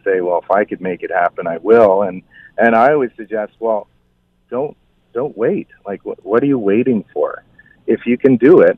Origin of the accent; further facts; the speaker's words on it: Balsam Lake, Ontario, Canada; also born or lived in Toronto; I grew up on Balsam Lake, and we always kept our cottage here